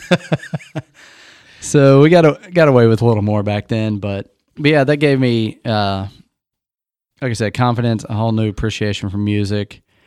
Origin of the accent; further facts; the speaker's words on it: Indiana, United States; I'm a Hoosier.